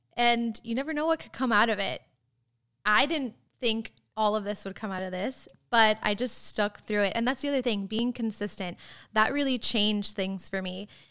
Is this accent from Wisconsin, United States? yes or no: no; Florida, United States; now in Tulsa, United States; I grew up in Florida